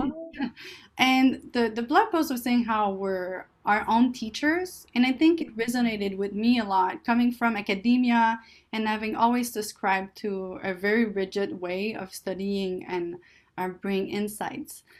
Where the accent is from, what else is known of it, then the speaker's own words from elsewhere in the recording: Canada; English is a second language; moved away as an adult; now in California, United States; I'm Canadian